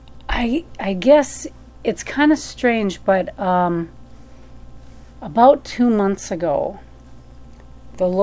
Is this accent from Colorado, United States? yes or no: no; Minnesota, United States; moved away; also born or lived in Fargo, North Dakota; I'm from Minnesota.